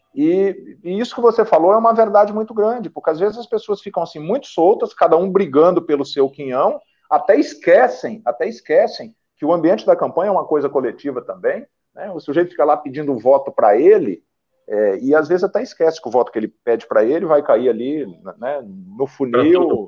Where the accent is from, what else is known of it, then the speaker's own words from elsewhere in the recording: Getulina, São Paulo, Brazil; also born or lived in interior of Paraná, Brazil; now in Fortaleza, Brazil; Eu estou em Fortaleza, mas eu sou eu, eu, sou natural aí do interior de São Paulo. Minha cidade minha cidade onde eu nasci chama Getulina. Minha primeira infância foi no, no Paraná, no interior do Paraná.